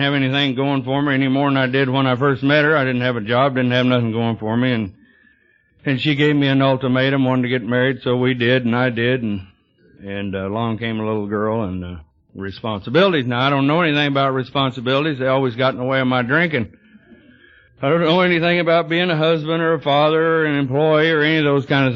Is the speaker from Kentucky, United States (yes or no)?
no; Texas, United States; now in Yorba Linda, United States; I was born in Texas